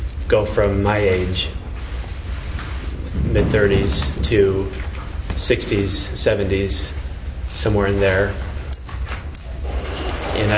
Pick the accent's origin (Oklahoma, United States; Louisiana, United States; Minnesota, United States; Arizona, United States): Arizona, United States; Phoenix; I'm from Phoenix